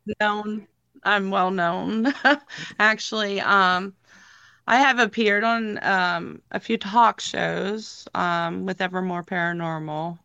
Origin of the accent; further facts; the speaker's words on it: Lewisburg, Pennsylvania, United States; also born or lived in Williamsport, Pennsylvania; I'm from Lewisburg, Pennsylvania